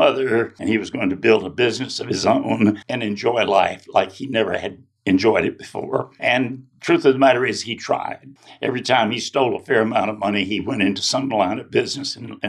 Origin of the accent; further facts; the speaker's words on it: Baxley, Georgia, United States; I'm originally from Baxley, Georgia